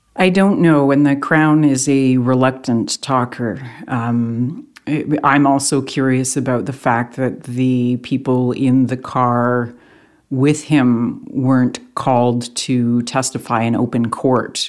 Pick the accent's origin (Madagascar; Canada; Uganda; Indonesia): Canada; Canadian journalists